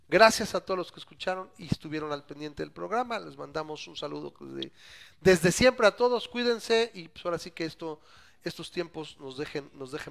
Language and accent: Spanish; Mexico; yo soy mexicano